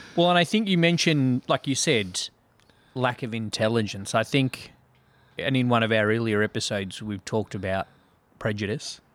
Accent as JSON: {"language": "English", "town": "Melbourne", "region": "Victoria", "country": "Australia", "tie": "born or raised there", "accent": "Australian"}